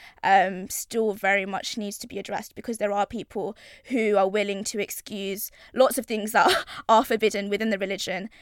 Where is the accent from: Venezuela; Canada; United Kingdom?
United Kingdom; London; I'm from East London, born and raised